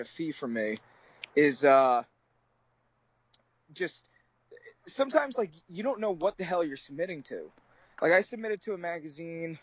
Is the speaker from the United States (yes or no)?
yes; New Jersey, United States; I'm from New Jersey.